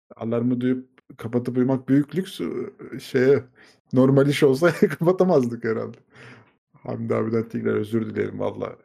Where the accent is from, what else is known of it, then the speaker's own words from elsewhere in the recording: Turkey; Biz Türkler olarak